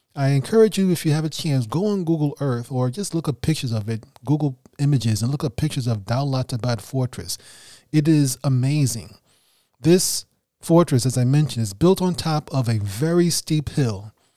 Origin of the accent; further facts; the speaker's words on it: New York City, New York, United States; first language English; an English native speaker from Brooklyn, New York